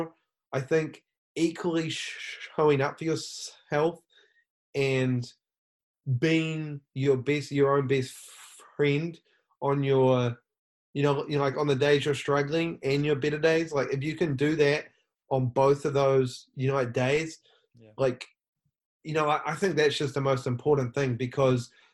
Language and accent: English; New Zealand; now in Los Angeles, United States; I'm from New Zealand. I live in Los Angeles.